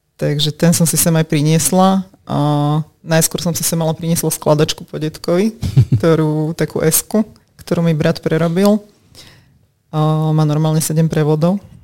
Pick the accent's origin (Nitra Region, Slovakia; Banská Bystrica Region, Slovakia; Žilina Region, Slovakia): Nitra Region, Slovakia; Vráble; moved away as an adult; now in Bratislava, Slovakia; som pôvodne od Nitry, uh-huh. mestečko Ráble